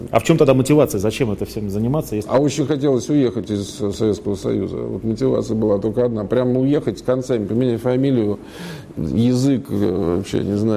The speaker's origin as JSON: {"language": "Russian", "region": "Moscow", "country": "Russia", "tie": "born or raised there", "said": "Родился в Москве"}